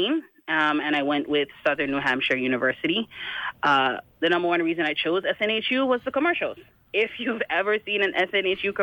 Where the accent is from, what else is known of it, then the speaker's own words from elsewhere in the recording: U.S. Virgin Islands; I am from the Virgin Islands